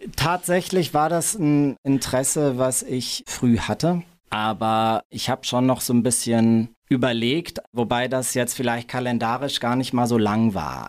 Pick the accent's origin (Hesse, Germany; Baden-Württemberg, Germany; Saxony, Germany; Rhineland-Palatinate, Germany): Rhineland-Palatinate, Germany; Mainz; also born or lived in Berlin; Ich bin in Gonsenheim aufgewachsen, in Mainz